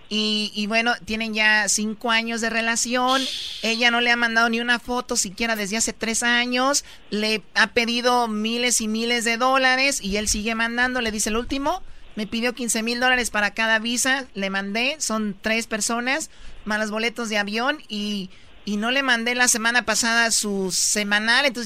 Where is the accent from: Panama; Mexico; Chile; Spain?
Mexico; soy mexicana, estoy en México, ¿cuánto me costaría un trámite para sacar mi visa, para venir acá?